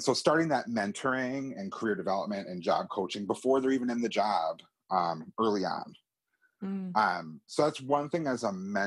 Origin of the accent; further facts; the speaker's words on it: Wisconsin, United States; moved away as an adult; also born or lived in Chicago; now in Washington, D.C., United States; I'm from Wisconsin originally.